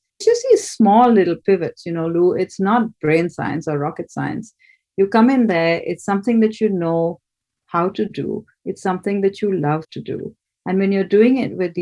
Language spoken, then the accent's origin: English; Kolkata, West Bengal, India; moved away; I grew up in Calcutta